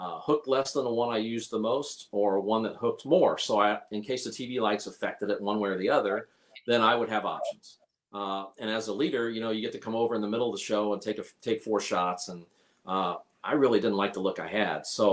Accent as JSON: {"language": "English", "town": "Indianapolis", "region": "Indiana", "country": "United States", "said": "I was from Indy"}